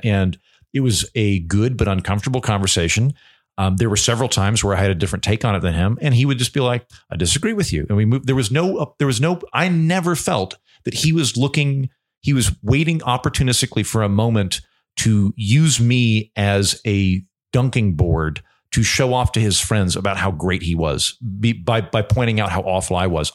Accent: Oklahoma, United States; I grew up in Oklahoma in the eighties and nineties

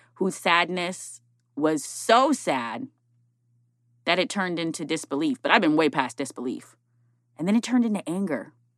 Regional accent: Minnesota, United States; now in Alexandria, Virginia, United States; I'm from Minnesota, don't judge the way I say roof

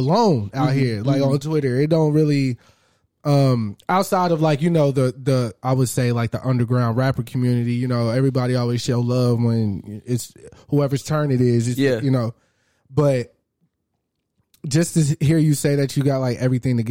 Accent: Arlington, Texas, United States; I'm Arlington all day, bro. Yeah. I barely travel outside those city limits

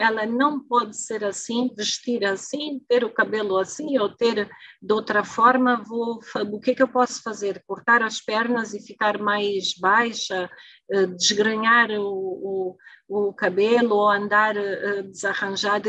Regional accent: Angola; mas não sou moçambicana, sou angolana

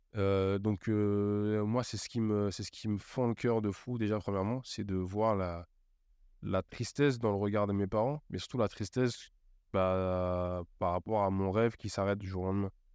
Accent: Cergy, Île-de-France, France; also born or lived in Auxerre; je rentre chez moi à Sergi

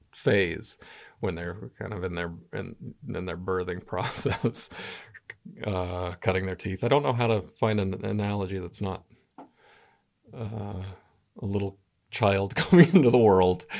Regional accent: Albuquerque, New Mexico, United States; moved away as an adult; also born or lived in Los Angeles, California / Gainesville, Florida / Reno, Nevada; now in United Kingdom; I grew up in Albuquerque, New Mexico.

